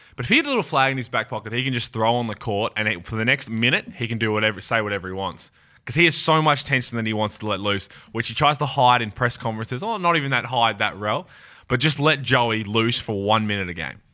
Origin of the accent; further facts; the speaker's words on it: Australia; our Australian culture, you're right, backyard cricket or on the beach